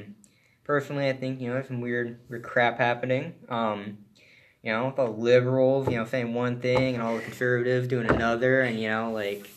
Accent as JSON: {"language": "English", "country": "United States", "said": "We're all American still"}